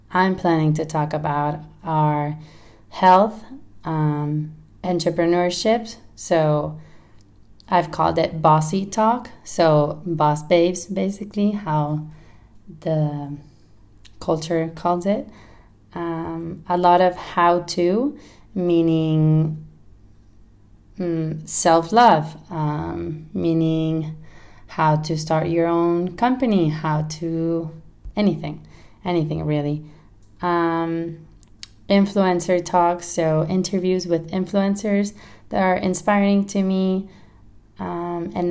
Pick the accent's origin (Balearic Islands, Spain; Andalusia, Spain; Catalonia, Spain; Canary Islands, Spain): Catalonia, Spain; Barcelona; accent: mix of Spanish and California; English is a second language; now in United States; I am from Barcelona, but I've lived in the States for a long time, California, and that's where my accent comes from.